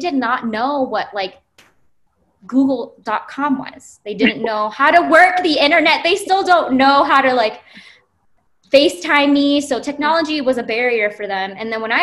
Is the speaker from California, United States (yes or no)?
no; Hawaii, United States; moved away as an adult; now in Arizona, United States; I'm originally from Hawaii